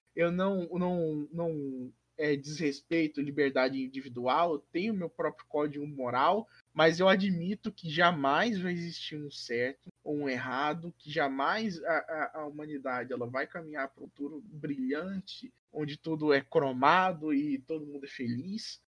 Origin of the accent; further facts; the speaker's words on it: Brazil; first language Portuguese; Brasil sempre vai estar no meu coração, porque é onde eu cresci